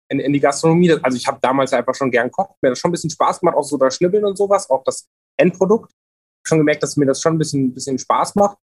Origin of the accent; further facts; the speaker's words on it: Rotenburg an der Fulda, Hesse, Germany; Ich komme ja gebürtig auch aus Rotenburg an der Fulda. Habe auch viele Jahre lang ähm, im Ort gelebt.